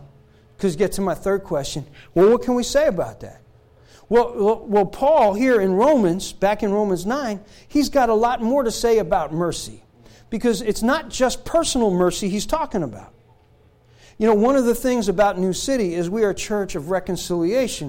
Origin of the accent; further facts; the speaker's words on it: Newark, New Jersey, United States; a Gentile, growing up in Newark, New Jersey, living in the projects